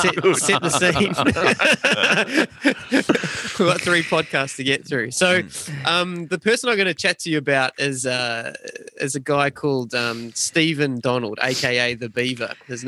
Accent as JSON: {"language": "English", "region": "Wellington", "country": "New Zealand", "tie": "born or raised there", "said": "So there's a gentleman's club in Wellington, in my hometown of Wellington"}